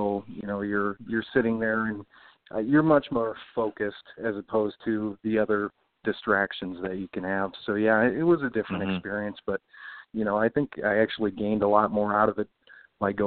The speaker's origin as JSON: {"language": "English", "region": "Minnesota", "country": "United States", "tie": "born or raised there", "also_born_or_lived": "Bemidji, Minnesota / East Grand Forks, Minnesota / Brainerd, Minnesota / St. Cloud, Minnesota", "moved": "as an adult", "lives_now": "Richmond, Virginia, United States", "said": "I grew up, I was born in Bemidji. I grew up in East Grand Forks, and I graduated high school from Brainerd. My wife and I both went to St. Cloud State for college. So, I'm from Minnesota originally"}